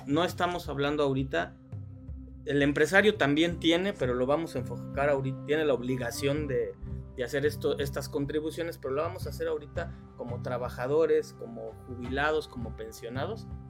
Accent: Mexico; nosotros como mexicanos

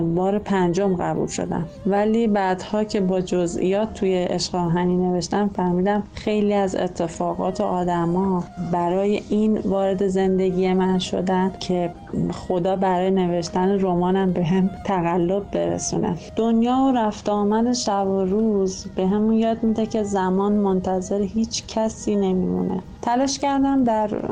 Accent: Tonekabon, Mazandaran, Iran; also born or lived in Rudsar; توی عروس شهرهای شمال تونکابان به دنیا آمدم

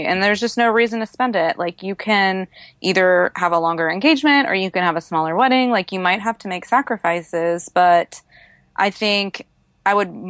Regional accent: Tennessee, United States; I grew up outside of Nashville, Tennessee, and was raised on Dave Ramsey's very solid advice

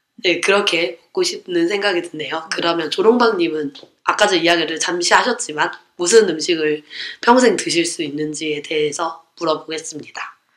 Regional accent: Gwangmyeong, Gyeonggi Province, South Korea; 광명에 살았으니까

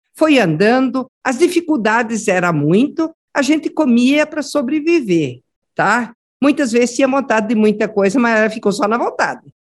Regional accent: Paraná, Brazil; vim do Paraná

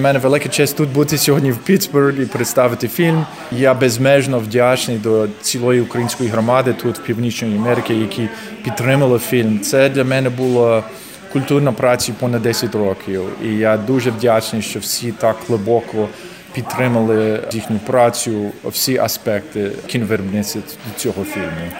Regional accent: Canada; Я тут народився. Я народився в Канаді.

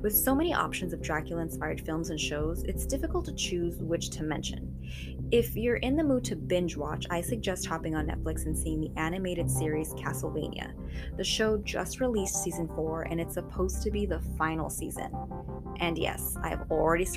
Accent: Long Beach, California, United States; my hometown of Long Beach, California

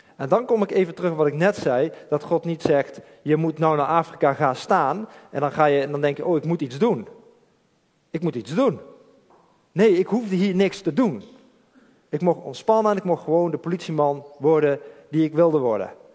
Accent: Eindhoven, North Brabant, Netherlands; ik kom uit Eindhoven.

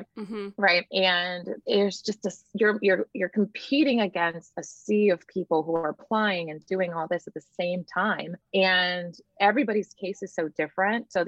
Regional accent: Laguna Vista, Texas, United States; also born or lived in Bluefields, Nicaragua / Brownsville, Texas; I grew up in a little town called Laguna Vista, which basically I always just say I grew up in South Padre Island, right? Texas

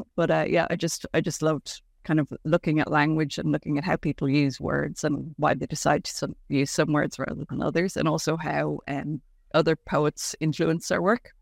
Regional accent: Ireland; being an Irish family in the seventies and eighties, yeah, five children in relatively quick succession

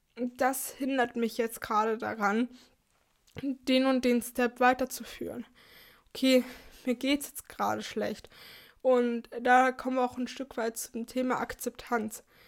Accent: Germany; für uns als Deutsche

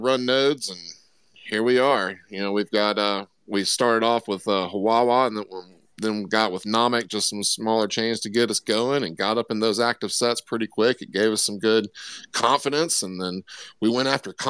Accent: Florida, United States; I grew up in Florida

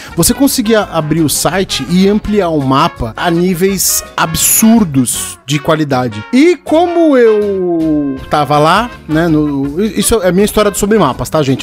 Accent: São Paulo, Brazil; eu morei a vida toda no Tucuruvi

